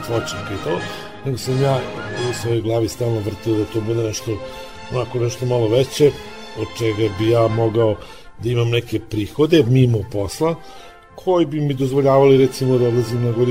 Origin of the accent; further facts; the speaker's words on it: Vršac, Vojvodina, Serbia; ja sam iz Vrsa, rodom i živim i sada, a imam podrum vina u Gudrici, to držimo iz 20 godina.